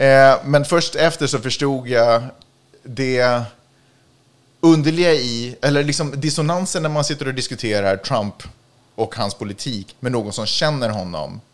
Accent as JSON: {"language": "Swedish", "country": "Sweden", "said": "jag är ju svensk"}